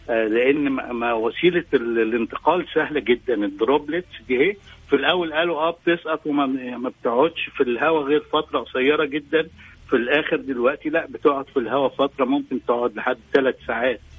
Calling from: Jubail, Eastern Province, Saudi Arabia; أنا بسمعكم من البيت في الجبيل

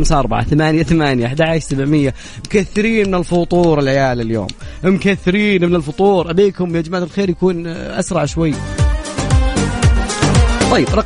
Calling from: Ha'il, Ha'il Province, Saudi Arabia; لا من حائل انا من نفس حائل

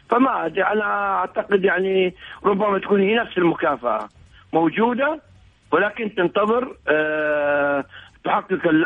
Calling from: Egypt; يعني من مصر

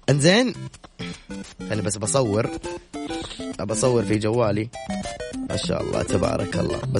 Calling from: Taif, Makkah Province, Saudi Arabia; من الطائف

